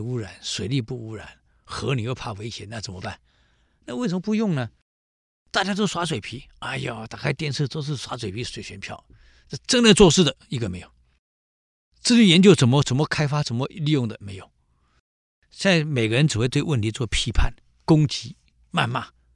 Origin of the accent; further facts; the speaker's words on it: Taiwan; 我们淡水河